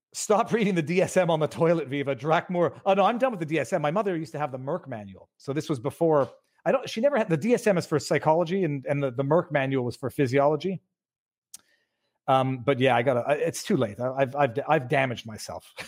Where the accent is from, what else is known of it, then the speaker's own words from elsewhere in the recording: Canada; maybe I'm too Canadian